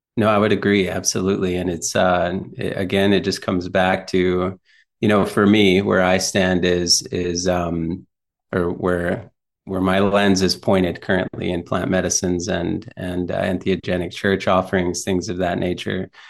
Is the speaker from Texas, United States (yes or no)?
yes; South Texas, United States; also born or lived in McAllen, Texas / Corpus Christi, Texas; I was born in South Texas in a small town called Fremont.